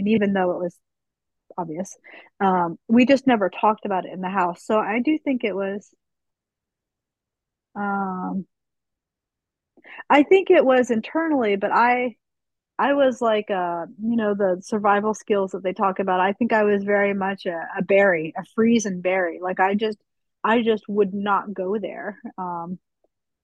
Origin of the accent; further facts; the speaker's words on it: Utah, United States; moved away; also born or lived in Pennsylvania, near Philadelphia; when we moved from Utah to Pennsylvania, near Philadelphia